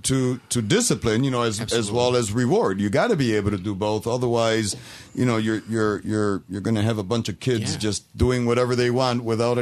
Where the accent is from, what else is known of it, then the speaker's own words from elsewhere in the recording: Rochester, New York, United States; I also am born and raised in Rochester.